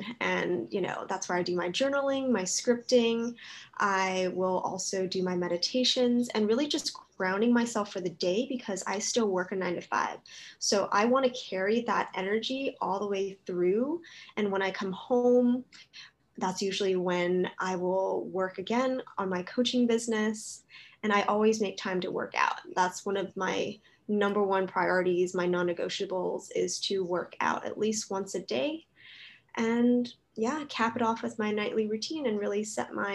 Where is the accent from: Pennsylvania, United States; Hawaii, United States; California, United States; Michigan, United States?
Hawaii, United States; Oahu; I'm originally from here. So Oahu, Hawaii, that's where I was born. And I've lived here my whole life